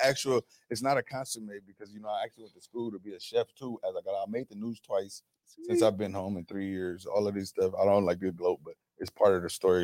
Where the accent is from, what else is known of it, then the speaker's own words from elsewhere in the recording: Los Angeles, California, United States; I'm from South Central